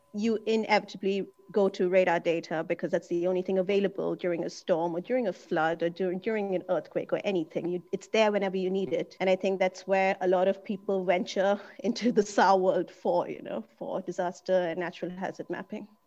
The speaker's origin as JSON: {"language": "English", "country": "India", "tie": "born or raised there", "also_born_or_lived": "Germany", "moved": "yes", "lives_now": "Singapore", "said": "I was born in India, but I'm German by nationality and I've been here. All my career has been in Germany as well"}